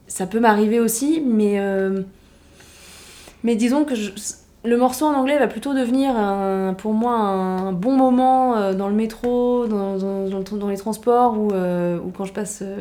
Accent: Paris, Île-de-France, France; je suis parisien.

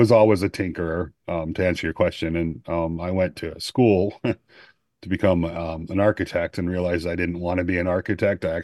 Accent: Greenville, South Carolina, United States; from Greenville, South Carolina

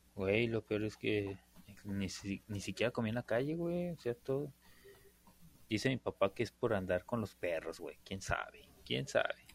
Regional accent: Mexico; como buenos mexicanos que somos

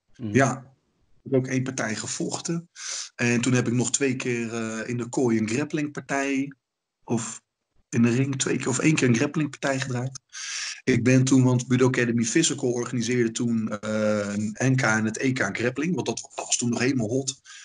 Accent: Ede, Gelderland, Netherlands; mijn ouders hebben toen een hele school in Ede gevonden. Eh, dat is, dat waar ik vandaan kom

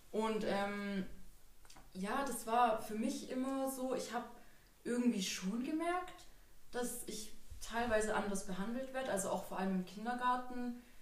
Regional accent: Germany; Also ich bin auch in Deutschland geboren und aufgewachsen

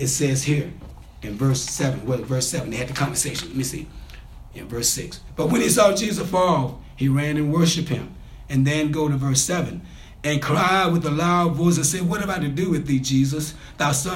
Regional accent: Mississippi, United States; I grew up in Mississippi.

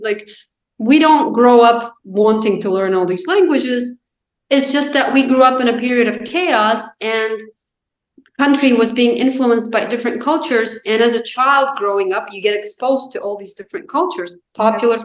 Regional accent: Azerbaijan; English is a second language; moved away as an adult; also born or lived in Chicago, United States / Washington, United States; now in United States; I'm from Azerbaijan

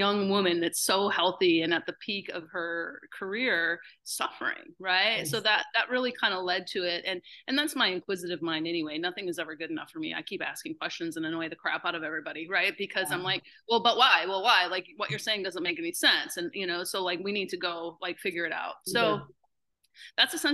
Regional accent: Upper Peninsula, Michigan, United States; I'm from the Upper Peninsula, Michigan. That's a thing, right? If you don't know about it, I'm a Youper, and that's a thing. And so I grew up playing outside

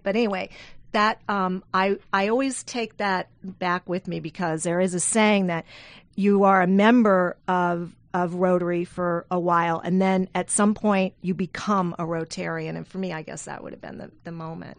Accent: South Louisiana, United States; moved away; I'm from South Louisiana. I flew home

